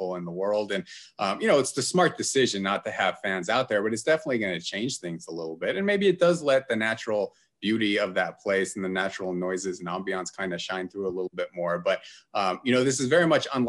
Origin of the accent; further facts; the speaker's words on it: Gardnerville, Nevada, United States; when I grew up in Gardnerville